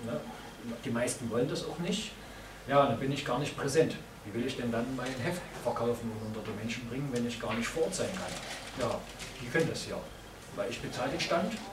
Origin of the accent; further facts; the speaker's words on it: Chemnitz, Saxony, Germany; ich komme aus Chemnitz, da hat ein Superhelden Captain Chemnitz äh, für sich entwickelt